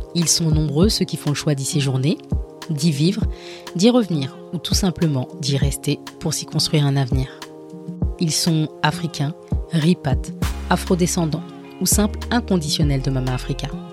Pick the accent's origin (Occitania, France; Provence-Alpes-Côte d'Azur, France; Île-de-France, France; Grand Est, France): Île-de-France, France; Paris; moved away as an adult; also born or lived in Haiti; now in Benin; je suis née et j'ai grandi à Paris